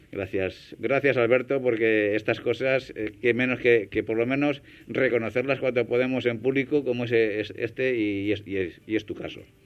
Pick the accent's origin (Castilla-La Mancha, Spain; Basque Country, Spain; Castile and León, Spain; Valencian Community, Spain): Castilla-La Mancha, Spain; Hellín; yo soy de Agramón, eh, que es una pedanía de Gin